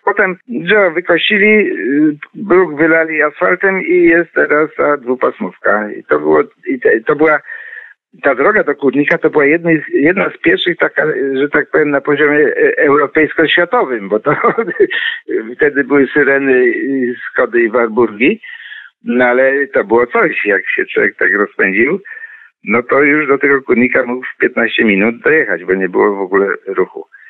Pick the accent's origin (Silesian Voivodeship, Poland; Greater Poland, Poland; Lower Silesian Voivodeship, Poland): Greater Poland, Poland; Poznań; ja się urodziłem w roku 50 i tam mieszkaliśmy do roku 57. Czyli jako dzieciak, taki 5, 6, 7 latek doskonale pamiętam te ulice